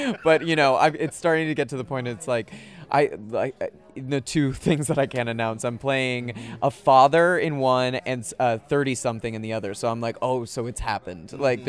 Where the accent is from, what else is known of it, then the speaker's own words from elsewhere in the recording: San Francisco, California, United States; moved away; also born or lived in Massachusetts; Originally from Massachusetts, but I grew up mostly in San Francisco.